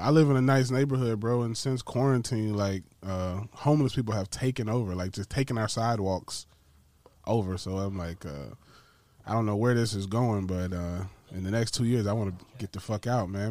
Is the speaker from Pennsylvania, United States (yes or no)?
no; Georgia, United States; I grew up in Georgia for a majority of my life